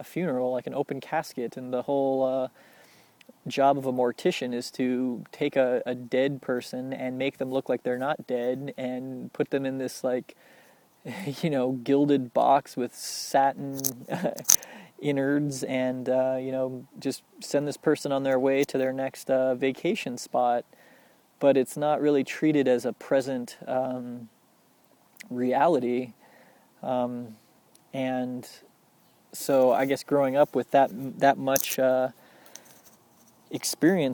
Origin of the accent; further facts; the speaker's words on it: Littleton, Colorado, United States; growing up in Littleton, Colorado